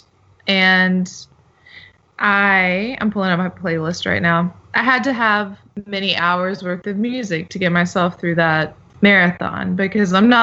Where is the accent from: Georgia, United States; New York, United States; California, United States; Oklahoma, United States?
Georgia, United States; Gainesville; also born or lived in Tennessee / Atlanta; I was born in Gainesville, Georgia in 1987, and I still live in Georgia today